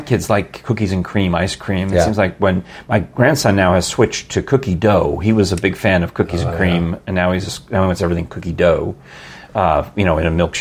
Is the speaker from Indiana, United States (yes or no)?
no; New York, United States; I grew up in New York